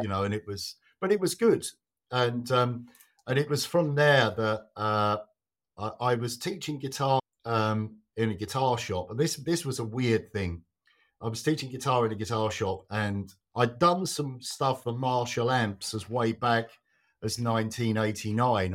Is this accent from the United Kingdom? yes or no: yes; Kent, South East England, United Kingdom; born or raised there; also born or lived in London